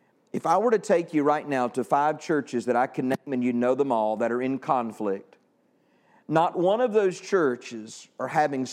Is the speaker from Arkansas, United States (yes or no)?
no; Texas, United States; Great, I'm from Texas.